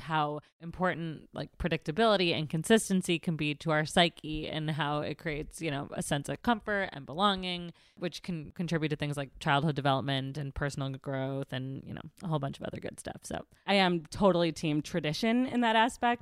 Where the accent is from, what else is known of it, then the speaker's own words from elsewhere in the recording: Middle America, Midwest, United States; I'm from Middle America